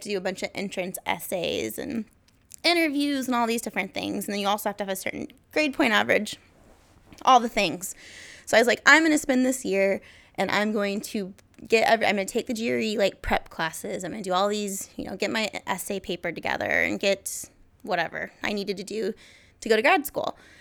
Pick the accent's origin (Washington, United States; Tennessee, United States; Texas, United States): Washington, United States; Kelso; moved away as an adult; now in Portland, United States; I'm from Kelso, Washington. Obviously, went to school with Jake